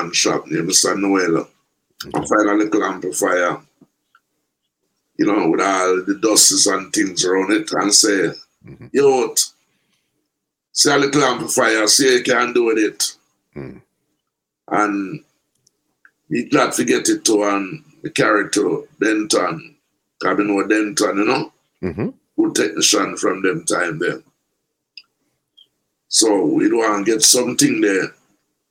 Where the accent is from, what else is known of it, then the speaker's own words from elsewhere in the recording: Kingston, Saint Andrew, Jamaica; I grew up in an area, St. Andrew, Kingston 6, so like a town named Tavern, right in Papine area